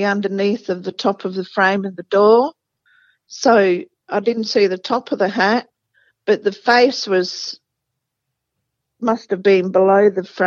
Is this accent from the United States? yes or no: no; England, United Kingdom; now in Australia; I'm from England